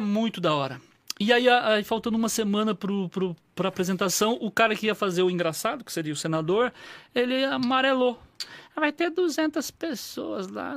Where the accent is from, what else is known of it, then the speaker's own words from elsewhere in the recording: northern Paraná, Brazil; eu sou do norte do Paraná